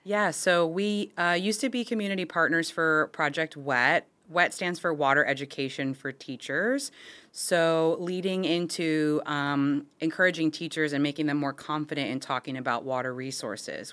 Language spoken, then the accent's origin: English; Florida, United States; I'm born and raised in Florida, actually within the boundaries of the district